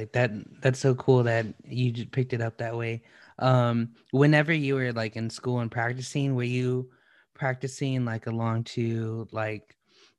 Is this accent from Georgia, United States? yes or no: no; San Antonio, Texas, United States; no, I'm from the west side.